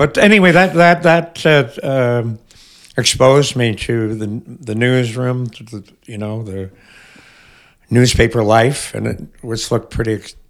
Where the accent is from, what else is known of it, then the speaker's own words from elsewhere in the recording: Montreal, Quebec, Canada; now in Toronto, Canada; where I come from in Montreal.